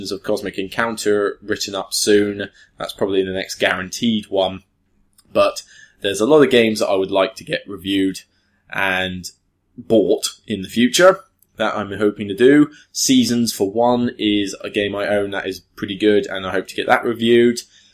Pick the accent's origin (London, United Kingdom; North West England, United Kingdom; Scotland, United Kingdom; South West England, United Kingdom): South West England, United Kingdom; Taunton; moved away; I'm going to go back to Taunton, my hometown in Somerset